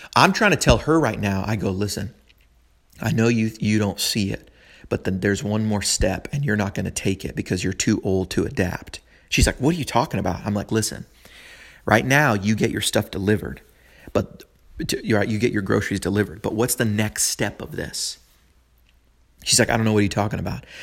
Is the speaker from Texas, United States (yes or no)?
no; San Francisco, California, United States; moved away as an adult; now in Nashville, United States; I was born and raised in San Francisco, I was there for about thirty years